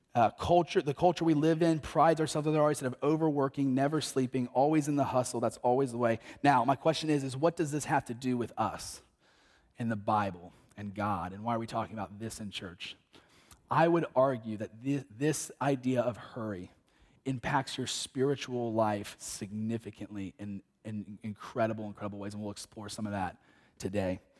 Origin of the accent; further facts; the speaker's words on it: North Carolina, United States; moved away; visit my parents in North Carolina at the beach just to get eight days away, um, in my hometown